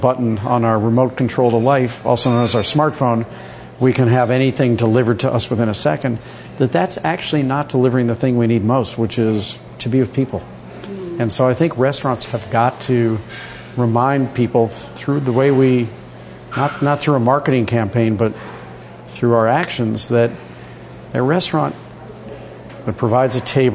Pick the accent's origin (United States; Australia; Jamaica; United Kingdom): United States; St. Louis, Missouri; now in New York, United States; I grew up in St. Louis, Missouri, which I did